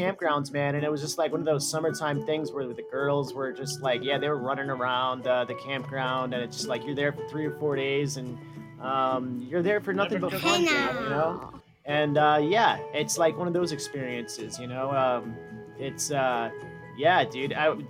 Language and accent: English; Connecticut, United States; I was from Connecticut